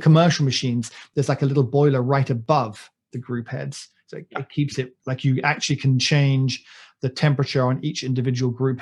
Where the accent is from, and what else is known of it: United Kingdom